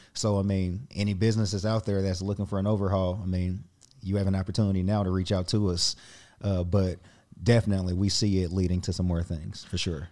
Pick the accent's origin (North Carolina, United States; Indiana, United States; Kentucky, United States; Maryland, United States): Indiana, United States; Indianapolis; I grew up just outside of downtown Indianapolis